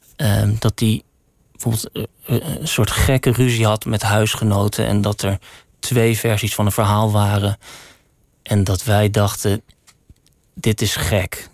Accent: Woerden, Utrecht, Netherlands; moved away as an adult; also born or lived in Amsterdam; Ik kwam uit Woerden

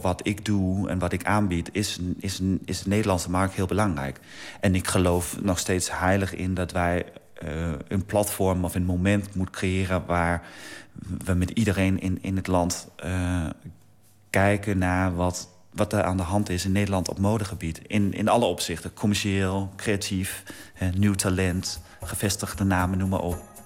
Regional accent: Denmark; moved away; mijn vaderland

